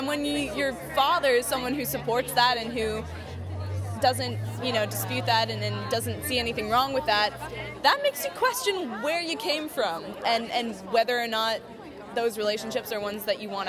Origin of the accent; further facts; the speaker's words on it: Canada; when your family is Republican and Southern, it's difficult to talk to them about it because as a Canadian, they don't respect your opinion